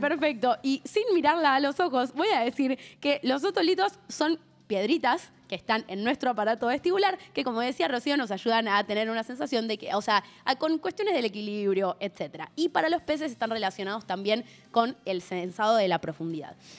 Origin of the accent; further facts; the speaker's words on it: Argentina; nuestra Patagonia